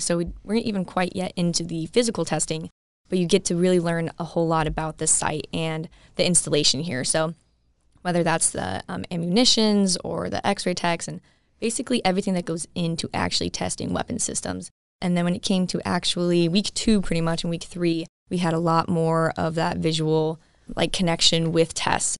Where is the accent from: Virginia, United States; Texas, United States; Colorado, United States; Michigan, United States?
Colorado, United States; I'm from Colorado and I still go to school